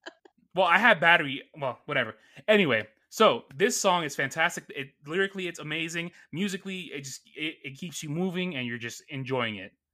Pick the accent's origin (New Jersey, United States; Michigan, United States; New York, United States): New York, United States; New York City; I grew up in Astoria, Queens, New York